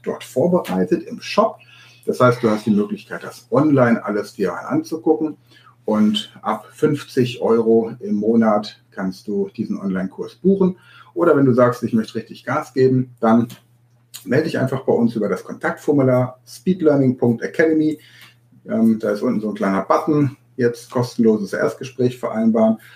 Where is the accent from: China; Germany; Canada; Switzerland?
Germany; Hanover, Lower Saxony; Ich bin in Hannover geboren